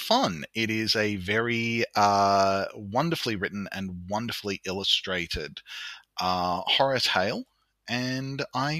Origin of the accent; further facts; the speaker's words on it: New South Wales, Australia; I'm a librarian from New South Wales in Australia